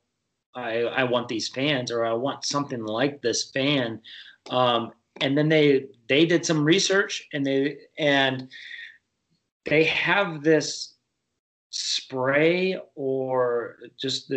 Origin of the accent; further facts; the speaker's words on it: Michigan, United States; also born or lived in Kansas City / Buffalo area; now in Buffalo, United States; I grew up in Michigan